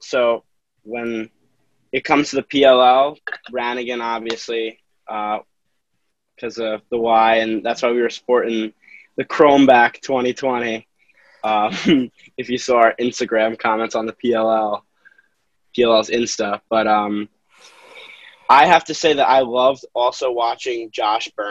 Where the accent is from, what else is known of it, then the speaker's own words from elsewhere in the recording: Yorktown Heights, New York, United States; Yorktown Heights, New York